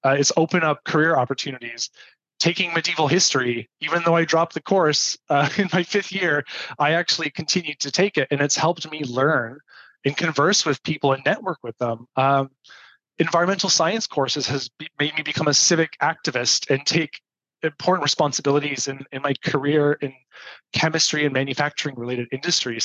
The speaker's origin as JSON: {"language": "English", "town": "Toronto", "region": "Ontario", "country": "Canada", "tie": "born or raised there"}